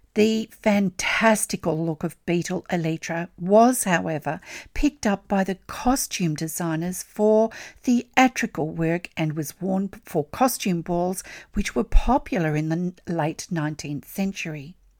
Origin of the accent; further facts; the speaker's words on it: Australia; I'm an Australian textile artist